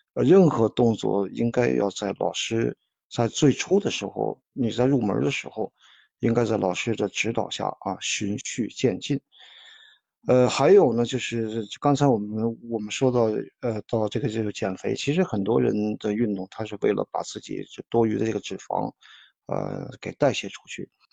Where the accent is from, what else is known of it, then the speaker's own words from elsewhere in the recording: China; 我们中国人是讲的是运气